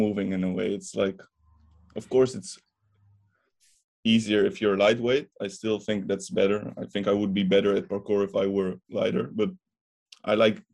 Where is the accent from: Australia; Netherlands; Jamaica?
Netherlands; I'm from the Netherlands, as you know, but I'm also half Bulgarian